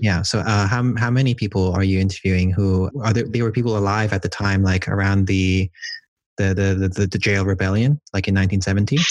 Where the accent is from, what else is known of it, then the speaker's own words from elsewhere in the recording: Hong Kong; I'm from Hong Kong